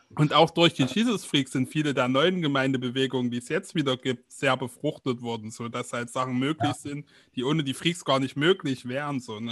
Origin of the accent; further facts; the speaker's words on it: East Germany, Germany; bei uns in Ostdeutschland